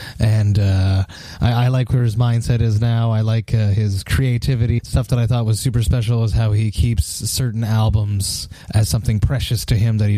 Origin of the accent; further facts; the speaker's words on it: Canada; being Canadian